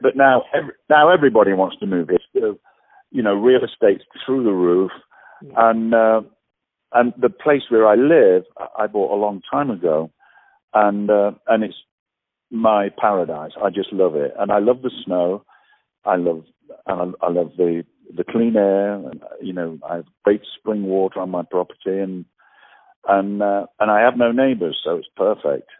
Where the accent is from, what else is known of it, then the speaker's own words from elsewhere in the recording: England, United Kingdom; moved away; also born or lived in Australia; I'm English